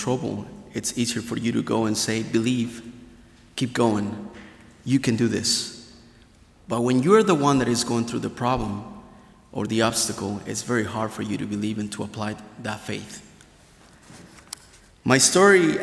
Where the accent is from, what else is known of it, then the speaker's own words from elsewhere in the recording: Hidalgo, Mexico; now in Goshen, United States; I was born and raised in Mexico, the state of Hidalgo, really close to Mexico City